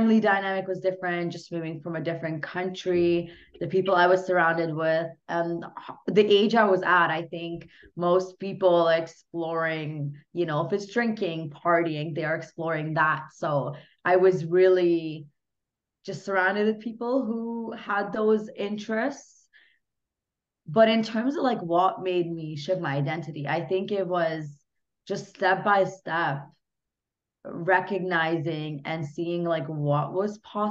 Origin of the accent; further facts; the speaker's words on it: Hungary; English is a second language; now in Canada; I'm originally from Hungary as well. So was born there, moved to Canada, you know, learned English from absolute scratch.